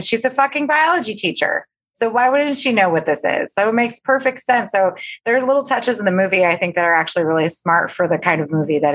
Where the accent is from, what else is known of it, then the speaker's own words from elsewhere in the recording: Florida, United States; I live in Florida